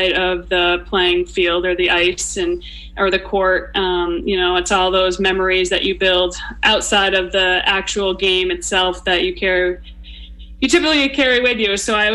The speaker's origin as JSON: {"language": "English", "town": "Westfield", "region": "Massachusetts", "country": "United States", "tie": "born or raised there", "said": "I grew up in Western Mass, Westfield, just past Springfield"}